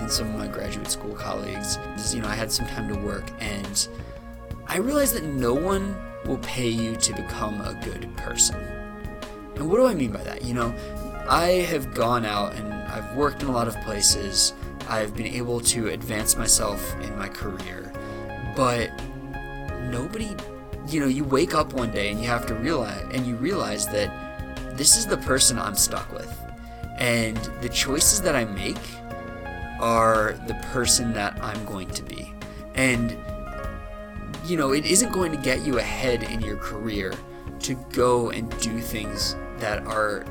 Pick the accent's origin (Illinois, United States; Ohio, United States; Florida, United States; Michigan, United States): Ohio, United States; Cleveland; moved away; I'm originally from Cleveland, Ohio